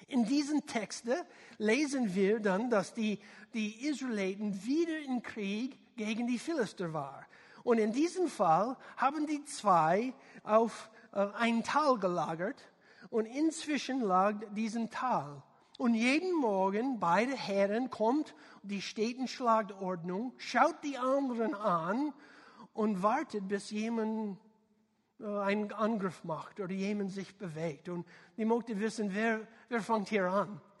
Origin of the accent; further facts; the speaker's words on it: United States; German is a second language; man merkt, ich bin äh, Amerikaner, nicht ein deutschsprachiger äh, Kerl.